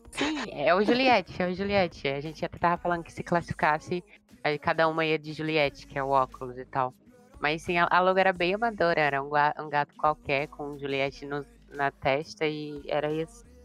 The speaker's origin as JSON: {"language": "Portuguese", "town": "Aracaju", "region": "Sergipe", "country": "Brazil", "said": "eu sou de Aracaju"}